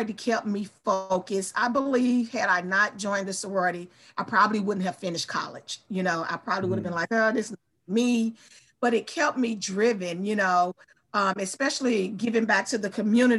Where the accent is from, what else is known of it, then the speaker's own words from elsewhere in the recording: St. Louis, Missouri, United States; also born or lived in Cape Girardeau; I was born and raised in St. Louis, lived here all my life, never lived outside of St. Louis, except for college